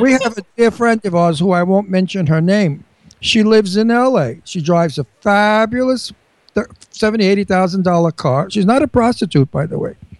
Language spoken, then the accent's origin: English; New York, United States; accent: New York; now in Pennsylvania, United States; I have a New York accent. I never want to lose it.